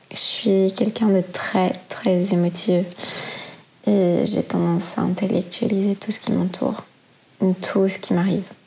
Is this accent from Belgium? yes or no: yes; Brussels, Brussels-Capital Region, Belgium; born there; j'ai 32 ans et je suis née à Bruxelles.